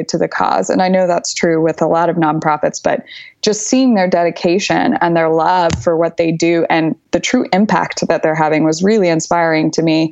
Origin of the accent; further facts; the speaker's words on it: Texas, United States; moved away as an adult; also born or lived in New York / Paris; I'm from Texas. I'm very proud to be Texan.